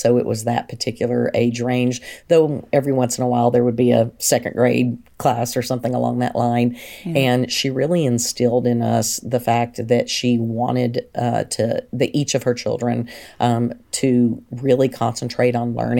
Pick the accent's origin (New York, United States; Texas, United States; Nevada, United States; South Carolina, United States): Texas, United States; Big Spring; born there; also born or lived in Tennessee; I was born in Big Spring, Texas, and my father was in the Air Force. And so I'm okay. an Air Force brat as well.